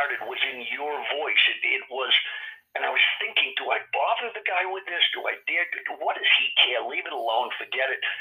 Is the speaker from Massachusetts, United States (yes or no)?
yes; Sharon, Massachusetts, United States; I grew up in Massachusetts. That's where I watched hours and hours of television, Massachusetts television, deciding I'd like to give that a crack when I was a kid. That was in southern Massachusetts in a town called Sharon